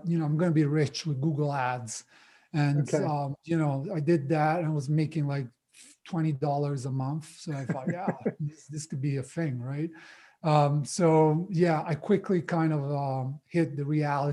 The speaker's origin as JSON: {"language": "English", "country": "Italy", "tie": "born or raised there", "also_born_or_lived": "Australia / London, United Kingdom", "moved": "as an adult", "lives_now": "Las Vegas, United States", "said": "I'm Italian, so was born and raised in Italy until I was 19 or so."}